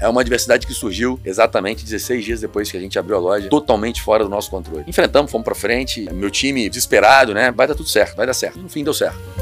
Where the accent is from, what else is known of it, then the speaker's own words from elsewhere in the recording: Cachoeiro de Itapemirim, Espírito Santo, Brazil; moved away as an adult; now in Vitória, Brazil; sou, de Cachoeiro